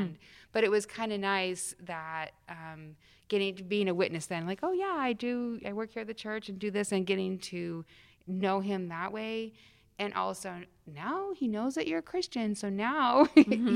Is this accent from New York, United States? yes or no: no; Salt Lake City, Utah, United States; moved away; I grew up in Salt Lake City, Utah